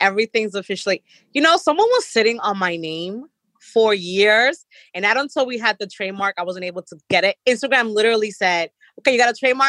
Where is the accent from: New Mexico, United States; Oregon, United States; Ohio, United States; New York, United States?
New York, United States; New York City; That was really popular when I was growing up in Jamaica.